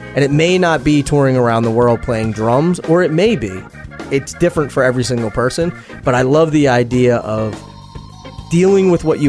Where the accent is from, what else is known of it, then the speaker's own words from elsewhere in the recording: Philadelphia, Pennsylvania, United States; I especially hope that my hometown of Philadelphia takes care of you tonight.